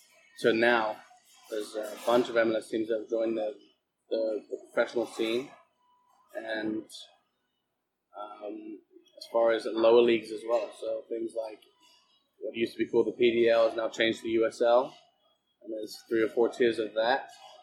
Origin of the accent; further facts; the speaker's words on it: England, United Kingdom; Well, I'm English, so I guess I guess it doesn't matter.